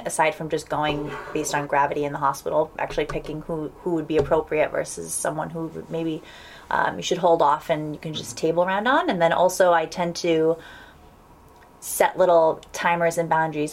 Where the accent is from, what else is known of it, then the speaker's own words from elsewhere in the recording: Providence, Rhode Island, United States; moved away as an adult; also born or lived in Washington, D.C. / New England; now in Davis, United States; born and raised in Providence, Rhode Island